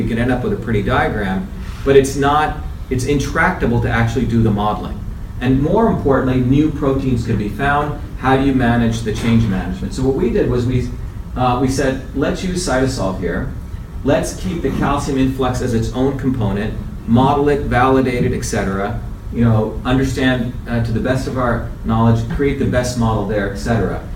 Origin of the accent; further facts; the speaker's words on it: India; moved away; I grew up in India, where my grandmother is one of the village healers.